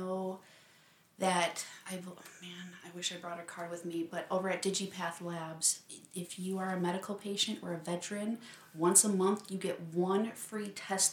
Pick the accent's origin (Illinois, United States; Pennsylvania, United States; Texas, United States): Illinois, United States; Chicago; now in Las Vegas, United States; from Chicago originally. Moved out here to Las Vegas